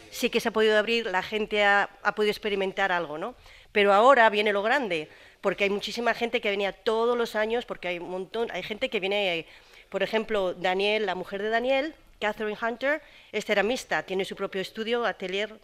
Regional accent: Spain; now in Gaucín, Spain; yo soy española

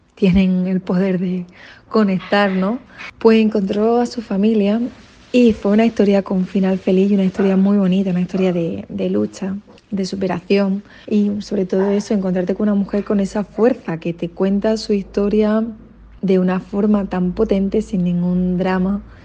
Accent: Roquetas de Mar, Andalusia, Spain; Soy de Roquetas de Mar

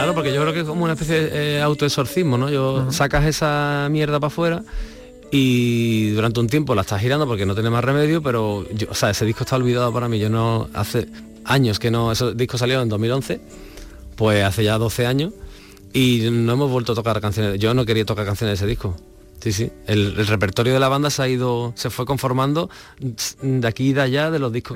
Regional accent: Alcalá de Guadaíra, Andalusia, Spain; yo soy de Alcalá, de un pueblo de aquí, bueno, de Alcalá de Guadalajara

